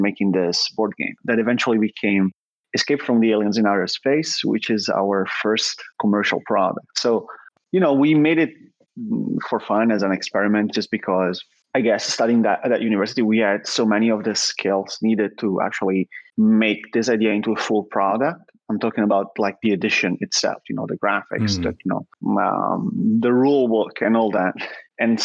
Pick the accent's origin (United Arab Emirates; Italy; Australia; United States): Italy; Milan, Lombardy; I obviously grew up in Italy, in Milan